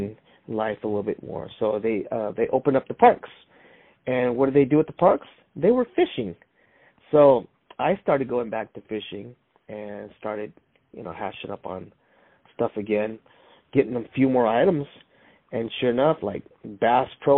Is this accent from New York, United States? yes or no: no; San Jose, California, United States; also born or lived in Salinas, California; born in Salinas and raised in San Jose